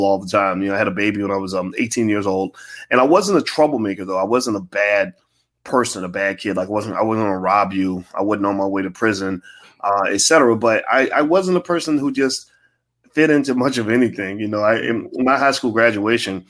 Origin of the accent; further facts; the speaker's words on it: Louisville, Kentucky, United States; Born and raised in Louisville, Kentucky.